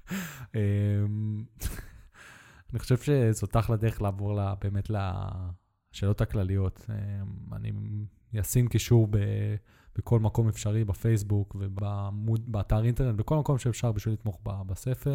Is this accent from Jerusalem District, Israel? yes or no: no; Netanya, Central District, Israel; moved away; גדלתי בנתניה